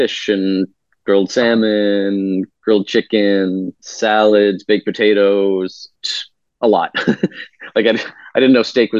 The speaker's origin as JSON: {"language": "English", "town": "Concord", "region": "Massachusetts", "country": "United States", "tie": "born or raised there", "moved": "yes", "lives_now": "Chicago, United States", "said": "I'm from Concord, Massachusetts"}